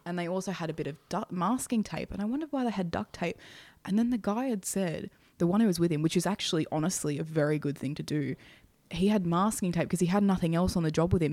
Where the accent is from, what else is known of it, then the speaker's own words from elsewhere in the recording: Hornsby, New South Wales, Australia; I grew up again in housing. I lived in, you know, Hornsby at the time